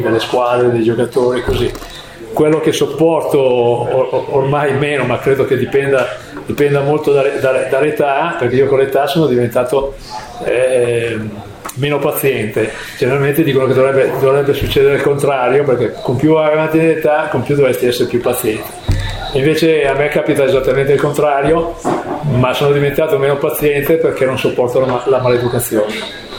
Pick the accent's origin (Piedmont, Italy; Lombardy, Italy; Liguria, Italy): Lombardy, Italy; Milan; io quando ero ragazzino qui a Milano